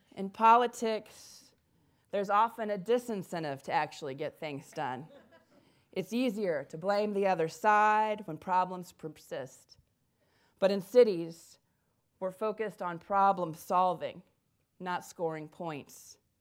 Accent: Indiana, United States; now in Dayton, United States; I'm originally from Indiana

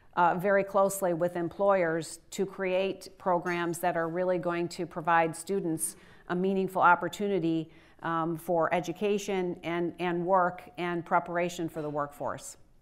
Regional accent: Michigan, United States; it's in Michigan, my home state

